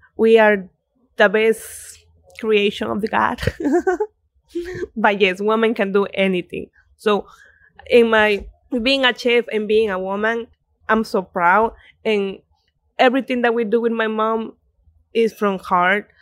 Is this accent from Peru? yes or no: yes; Coracora, Ayacucho, Peru; also born or lived in Lima, Peru; now in Connecticut, United States; I'm born in Lima, but I live all my life in, in Coracora